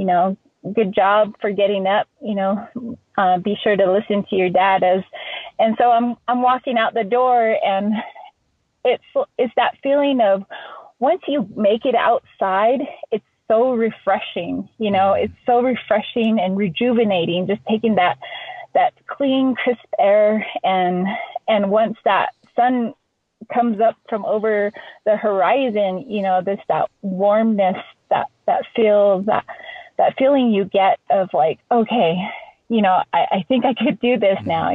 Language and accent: English; Navajo Nation, United States; Growing up on the Navajo reservation